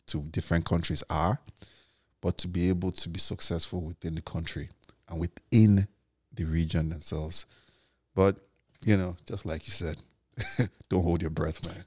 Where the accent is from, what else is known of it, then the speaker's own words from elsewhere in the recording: Lagos, Nigeria; also born or lived in Enugu; I view myself as a Lagosian, but I'm from Enugu